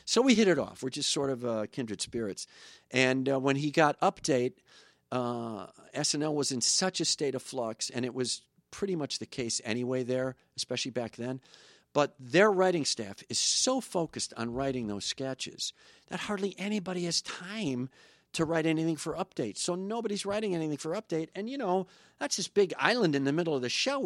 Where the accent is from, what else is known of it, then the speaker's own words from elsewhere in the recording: Kenosha, Wisconsin, United States; moved away; Kenosha's changed a lot. My hometown is, used to be just a f, blue-collar factory town